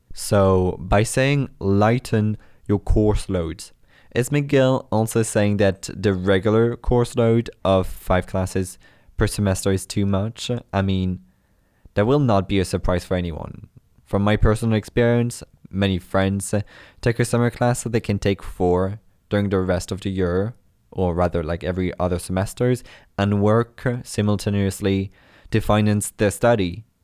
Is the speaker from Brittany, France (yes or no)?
yes; Brittany, France; moved away as an adult; now in Montreal, Canada; I come from Brittany, France.